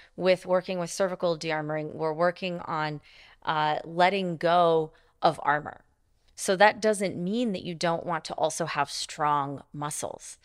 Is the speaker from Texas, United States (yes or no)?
no; Montana, United States; I grew up in Montana